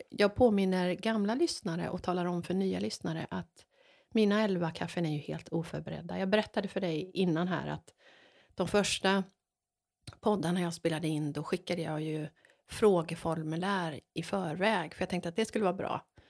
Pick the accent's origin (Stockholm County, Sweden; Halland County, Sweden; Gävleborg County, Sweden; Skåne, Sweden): Halland County, Sweden; Varberg; Jag har ju vuxit upp i Varberg